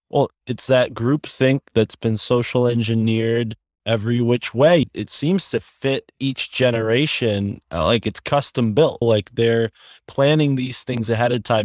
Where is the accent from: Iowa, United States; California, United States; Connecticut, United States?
Connecticut, United States; growing up in Connecticut, not too far from Yale University